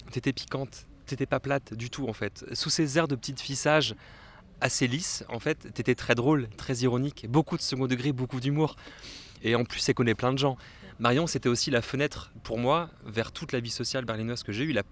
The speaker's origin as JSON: {"language": "French", "region": "Brittany", "country": "France", "said": "Moi, je suis pas parisien. Bah, je suis breton, je n'ai pas de Paris du tout."}